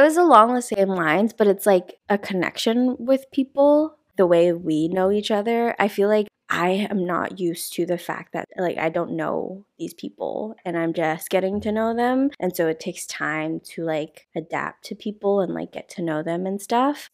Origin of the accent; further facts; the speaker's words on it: United States; moved away as an adult; now in South Korea; I'm from America, but I am Chinese